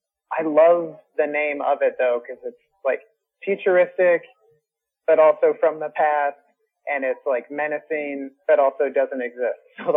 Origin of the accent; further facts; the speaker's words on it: Portland, Oregon, United States; And everyone's like, oh, you are so funny. Where are you actually from? Portland.